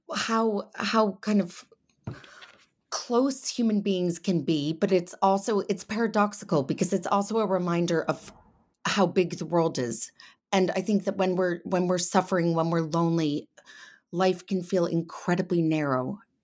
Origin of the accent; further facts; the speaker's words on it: Connecticut, United States; now in England; I grew up in Connecticut, and now I live in England